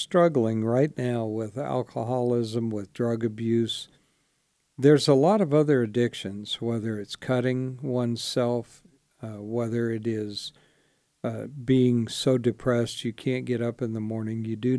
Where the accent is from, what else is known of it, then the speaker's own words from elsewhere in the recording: Spartanburg, South Carolina, United States; born there; I was born in Spartanburg, South Carolina. I know it doesn't sound like it, but I was.